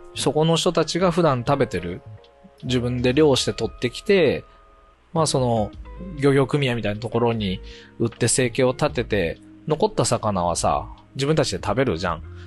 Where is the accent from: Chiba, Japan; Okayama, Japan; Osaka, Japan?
Okayama, Japan; その海沿いに生まれ育って40年ぐらいいて